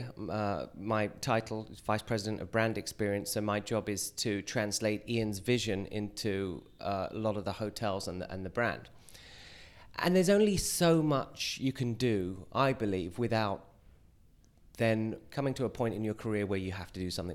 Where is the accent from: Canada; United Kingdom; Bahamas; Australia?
United Kingdom; moved away as an adult; now in New York, United States; I'm British, but I've lived in New York and the States for 20 years